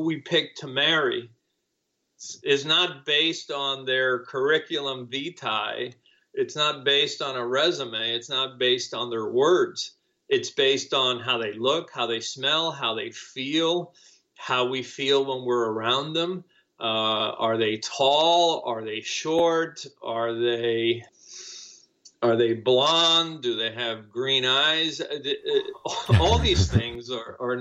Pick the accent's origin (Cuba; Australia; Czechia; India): Cuba; English is a second language; now in United States; I came to the United States as a refugee because I was fleeing Cuba when the communists took over. And, I didn't speak English